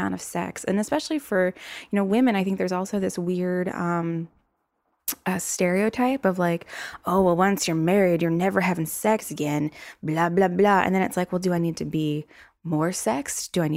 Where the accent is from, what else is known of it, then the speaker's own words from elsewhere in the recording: the South, United States; accent: southern; With my little southern accent showing